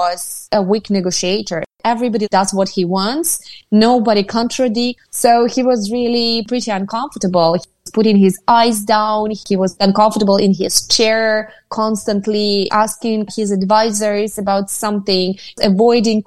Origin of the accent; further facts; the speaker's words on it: Kherson, Kherson Oblast, Ukraine; English is a second language; I am from Kherson. It's a Russian-speaking territory.